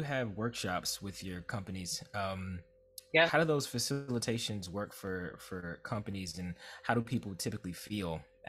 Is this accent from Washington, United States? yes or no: no; Atlanta, Georgia, United States; I'm from Atlanta.